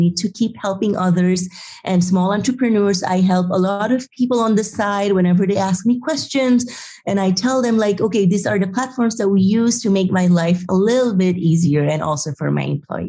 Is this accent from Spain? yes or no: yes; Madrid, Community of Madrid, Spain; I can run Happy Lab even I am from Madrid.